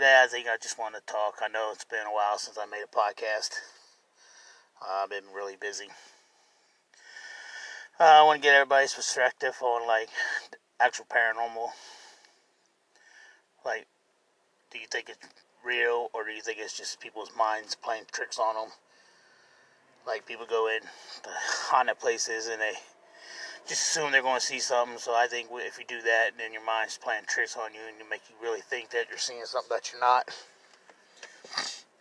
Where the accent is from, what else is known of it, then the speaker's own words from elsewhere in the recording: Cincinnati, Ohio, United States; I'm from Cincinnati, Ohio